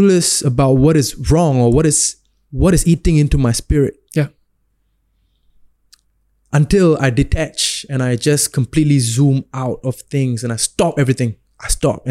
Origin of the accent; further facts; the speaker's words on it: Singapore; I rap about Singapura because that's my hometown